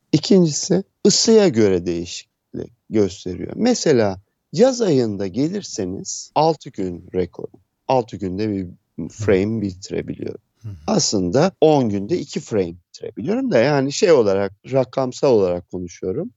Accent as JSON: {"language": "Turkish", "region": "Istanbul", "country": "Turkey", "tie": "born or raised there", "moved": "as an adult", "lives_now": "Aegean Region, Turkey", "said": "İstanbul'da doğdum."}